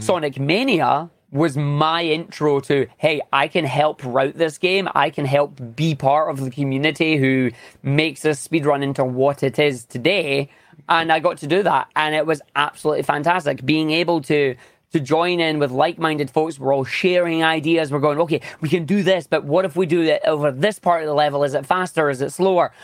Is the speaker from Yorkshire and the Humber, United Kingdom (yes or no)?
no; Scotland, United Kingdom; I am a Scottish speedrunner, uh, obviously living in Scotland right now